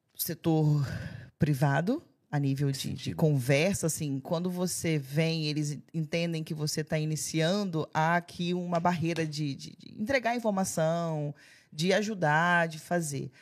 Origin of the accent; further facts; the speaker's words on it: Alegre, Espírito Santo, Brazil; moved away as an adult; now in Portugal; Eu sou de Alegre